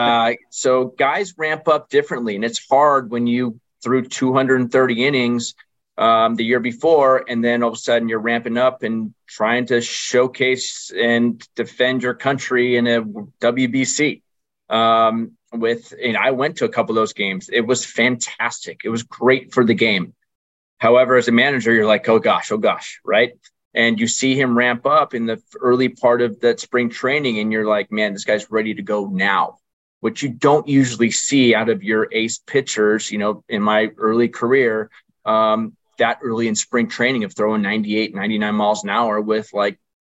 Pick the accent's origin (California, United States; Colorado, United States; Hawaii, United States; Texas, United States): California, United States; Orange County / San Diego area; I grew up in Orange County in San Diego area